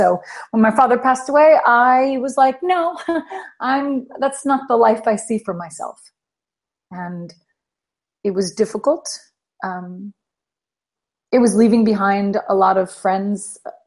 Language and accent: English; New York City, New York, United States; moved away as an adult; now in Amsterdam, Netherlands; I'm from New York City. So I'm from the US.